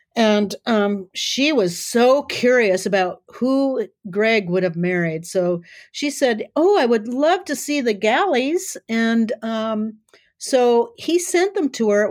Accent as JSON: {"language": "English", "region": "South Dakota", "country": "United States", "tie": "born or raised there", "said": "I grew up in South Dakota"}